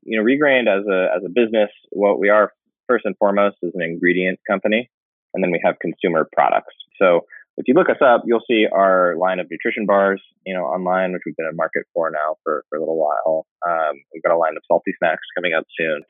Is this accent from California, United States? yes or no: yes; Northern California, United States; also born or lived in Los Angeles, California; I was technically born in Los Angeles, Southern California, but was raised in Northern California